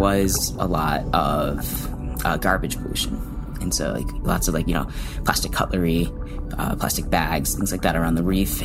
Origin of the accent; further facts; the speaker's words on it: Chicago, Illinois, United States; moved away; I'm from the Midwest. I'm from Chicago.